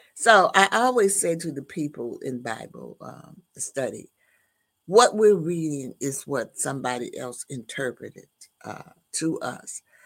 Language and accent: English; the South, United States; grew up in the Baptist and the Methodist churches, uh, in the South because I am from the South